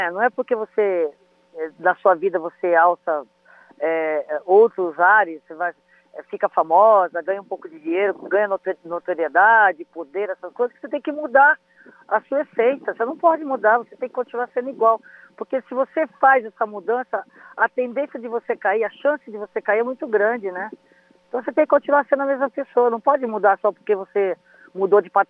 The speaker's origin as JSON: {"language": "Portuguese", "town": "Potirendaba", "region": "São Paulo", "country": "Brazil", "tie": "born there", "said": "Outro dia eu postei a foto da, da casinha aonde eu nasci, que está assim, tá em ruínas, né? Lá em Potirendaba."}